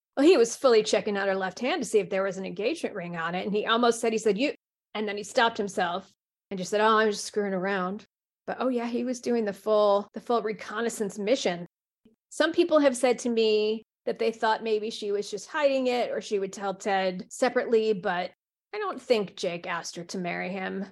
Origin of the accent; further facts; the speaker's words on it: United States; as an American